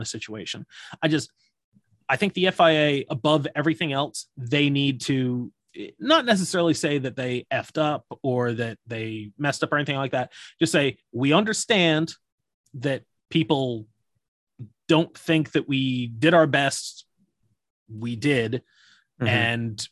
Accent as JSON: {"language": "English", "country": "United States", "said": "I'm American"}